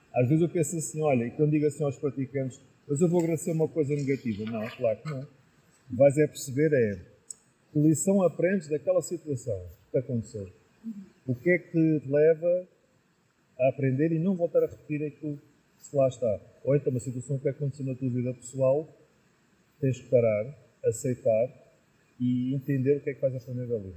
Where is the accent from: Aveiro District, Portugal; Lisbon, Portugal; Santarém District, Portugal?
Lisbon, Portugal; moved away as an adult; now in Penafiel, Portugal; eu sou natural de Lisboa, nasci lá em Lisboa